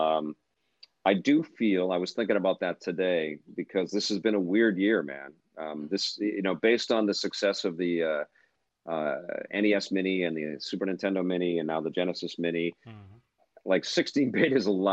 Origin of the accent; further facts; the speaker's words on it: Canada; Being Canadian